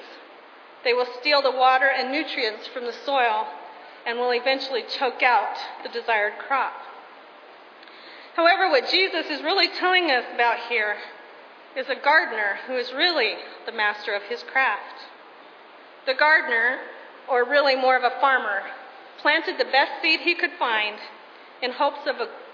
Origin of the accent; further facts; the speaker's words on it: Colorado, United States; When I was growing up in Colorado, our family had a garden nearly every year.